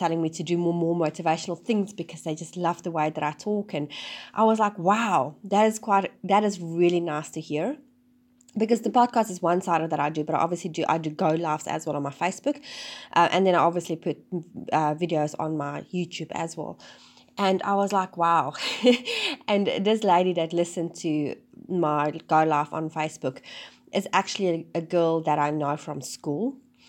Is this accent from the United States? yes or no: no; South Africa; now in New Zealand; and then we moved to New Zealand from South Africa.